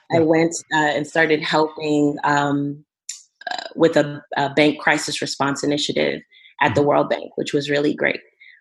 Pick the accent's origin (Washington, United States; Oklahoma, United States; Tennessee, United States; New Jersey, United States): New Jersey, United States; also born or lived in Monrovia, Liberia / Ivory Coast; in Ivory Coast for a while, and then eventually move to the Eastern United States. I was raised in New Jersey